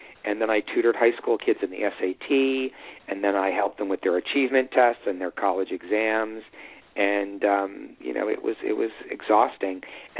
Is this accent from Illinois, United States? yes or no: yes; Evanston, Illinois, United States; Because I grew up in Evanston, they had it at my high school